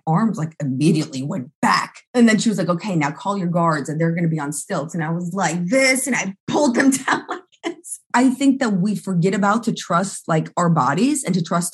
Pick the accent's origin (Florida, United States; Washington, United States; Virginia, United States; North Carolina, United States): Florida, United States; Pensacola; moved away; I'm originally from Pensacola.